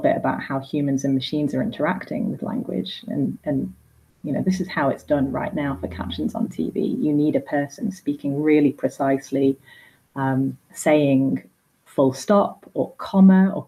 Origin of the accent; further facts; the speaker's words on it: Blackpool, North West England, United Kingdom; I say bath because I'm from Blackpool